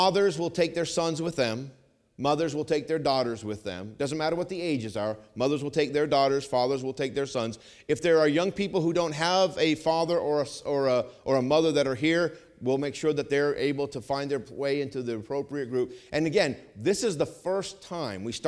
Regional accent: Vermont, United States; moved away; I grew up in Vermont

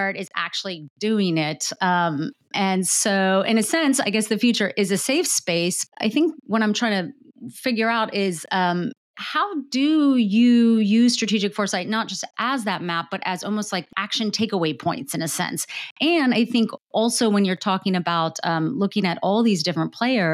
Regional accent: United States; I guess I can ask this as an American

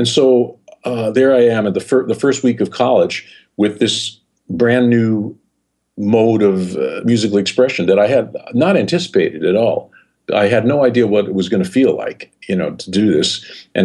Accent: New York City, New York, United States; moved away as an adult; growing up in New York City, there were no blues clubs

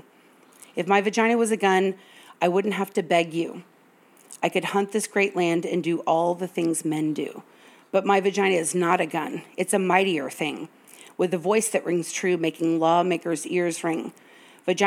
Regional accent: the South, United States; I'm from the South, and my meemaw taught me to say yes, ma'am, and no, sir

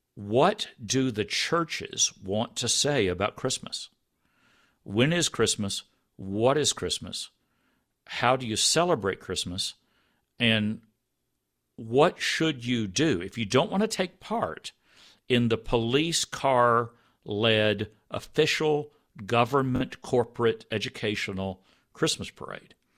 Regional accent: Texas, United States; I grew up in Texas

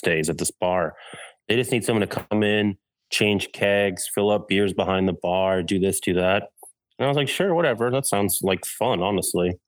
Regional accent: Massachusetts, United States; moved away as an adult; also born or lived in Orlando, Florida; now in Chicago, United States; my home, Massachusetts

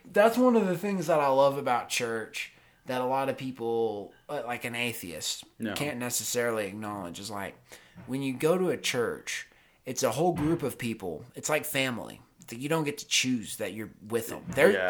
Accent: North Carolina, United States; I have a lot of friends that are my age or that I grew up with in North Carolina.

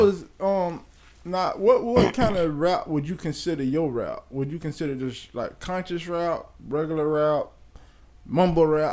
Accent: Bradenton, Florida, United States; I'm from Bradenton

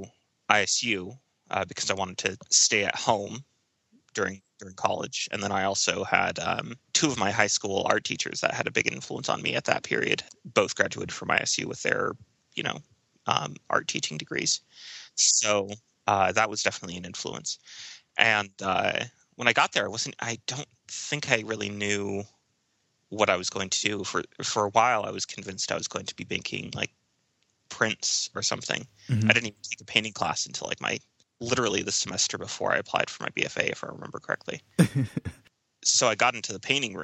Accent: central Illinois, United States; moved away as an adult; also born or lived in Arizona / Indiana; now in Denver, United States; I was born in Arizona and then did a fair amount of growing up in central Illinois.

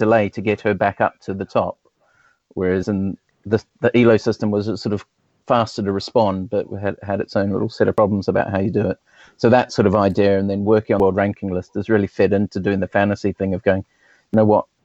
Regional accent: New Zealand; now in Southampton, United Kingdom; I'm from New Zealand originally, and I started when I was at school

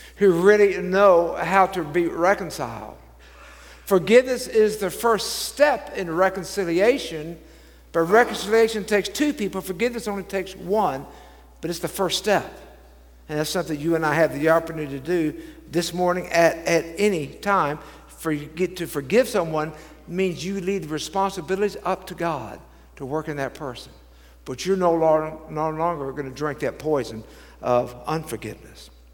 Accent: Dallas, Texas, United States; I grew up in Dallas

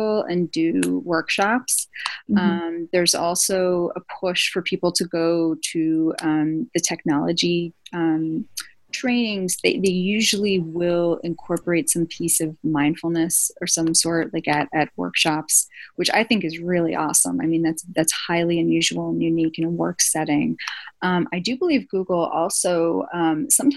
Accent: East Coast, United States; moved away; I'm from the East Coast originally

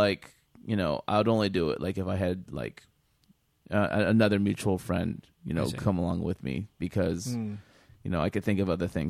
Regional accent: Fresno, California, United States; moved away as an adult; growing up in Fresno sucked.

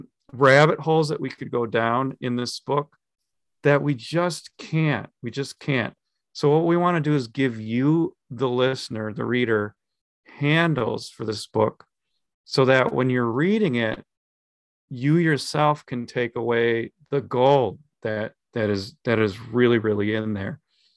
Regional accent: Minnesota, United States; We're from Minnesota.

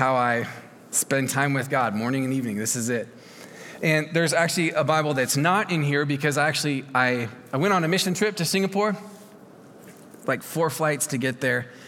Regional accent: Oregon, United States; I'm from Oregon

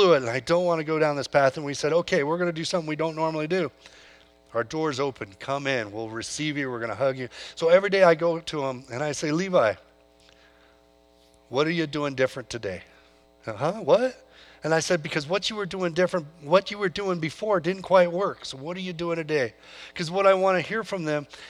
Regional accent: California, United States; moved away; I come from California. Grew up on a farm there

